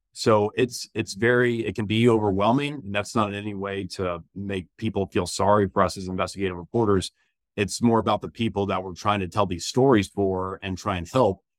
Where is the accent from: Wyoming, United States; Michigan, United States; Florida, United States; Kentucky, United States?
Florida, United States; Jacksonville; moved away as an adult; also born or lived in Elon, North Carolina; now in Charlotte, United States; growing up in Jacksonville, Florida